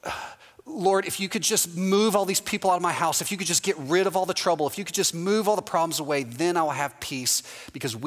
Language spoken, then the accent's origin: English; Houston, Texas, United States; now in Orlando, United States; Houston, my hometown, is the same way